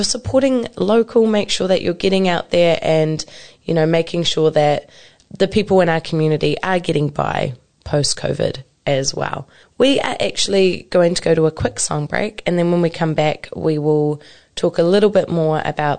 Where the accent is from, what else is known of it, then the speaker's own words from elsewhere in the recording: Hamilton, Waikato, New Zealand; also born or lived in Cambridge, New Zealand; I was born and raised here in Kirikiriroa. I moved out to Cambridge for a little bit, and now I've moved back home to Kirikiriroa again. So I have actually lived in the Waikato my whole life